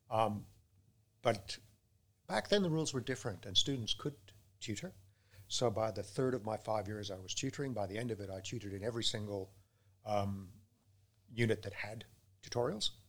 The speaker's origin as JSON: {"language": "English", "region": "England", "country": "United Kingdom", "tie": "born there", "also_born_or_lived": "Canada / Australia / Peru / Brazil", "said": "I was born in England. They took me away at about two months. I went to primary school first in Canada, but my dad's a mining engineer. So by the time I finished high school, I'd been to 15 schools, uh, including in Australia, in Peru, in Brazil."}